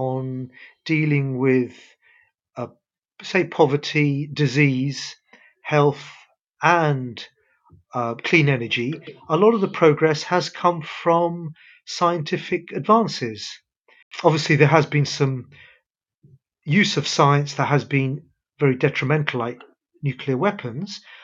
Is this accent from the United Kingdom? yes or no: yes; London, United Kingdom; also born or lived in Karachi, Pakistan; I was born in Karachi, Pakistan. We came to London when I was only 1 year old.